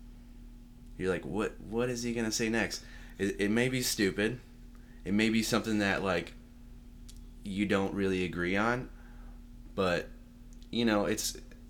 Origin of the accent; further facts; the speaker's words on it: Austin, Texas, United States; also born or lived in Irving, Texas; I moved to Austin when I was maybe four, and I've been in Austin ever since. Grew up in South Austin